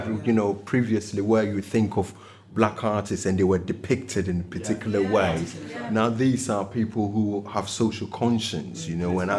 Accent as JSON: {"language": "English", "country": "Ghana", "moved": "yes", "lives_now": "United Kingdom", "said": "I'm Ghanaian"}